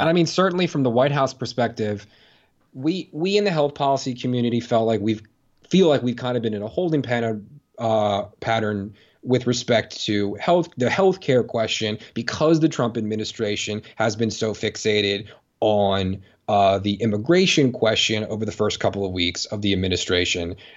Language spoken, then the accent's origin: English; Maryland, United States; I'm from Maryland